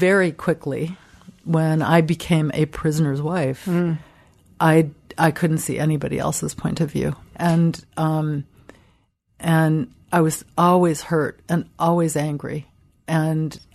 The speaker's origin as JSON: {"language": "English", "town": "Cleveland", "region": "Ohio", "country": "United States", "tie": "born or raised there", "said": "I grew up in Cleveland"}